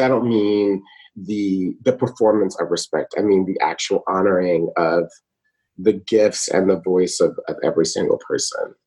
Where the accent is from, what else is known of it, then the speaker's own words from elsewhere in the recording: Atlanta, Georgia, United States; also born or lived in Brooklyn, New York; now in New York, United States; I grew up in Atlanta, Georgia, but am a New Yorker. I live in Brooklyn